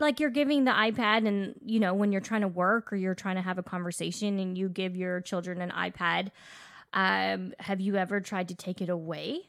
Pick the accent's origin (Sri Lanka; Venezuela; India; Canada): Canada; we are Canadian